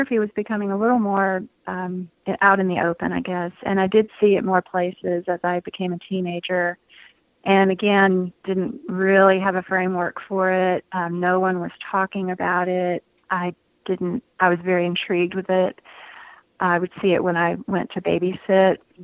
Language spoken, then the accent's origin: English; just outside of Atlanta, Georgia, United States; I'm a Southern girl. I grew up just outside of Atlanta in a big Catholic family